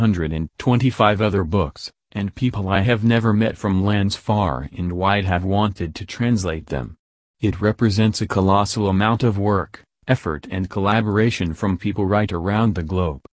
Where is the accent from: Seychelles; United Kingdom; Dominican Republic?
United Kingdom; Wales; I come from Wales, but write in English.